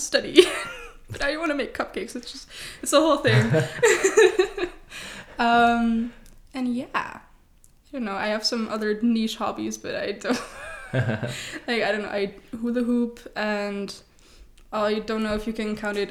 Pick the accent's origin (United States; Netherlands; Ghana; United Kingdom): Netherlands; Leiden, South Holland; I am from Leiden, born and raised